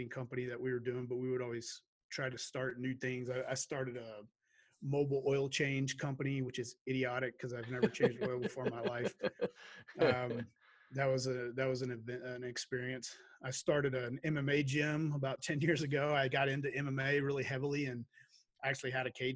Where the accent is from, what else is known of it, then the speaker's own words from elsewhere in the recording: Shreveport, Louisiana, United States; moved away as an adult; now in Idaho, United States; I grew up in Shreveport, Louisiana